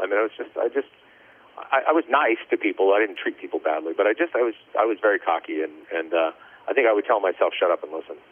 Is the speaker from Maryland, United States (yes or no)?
no; El Paso, Texas, United States; moved away; also born or lived in Raleigh, North Carolina; I actually grew up in El Paso, Texas, um, West Texas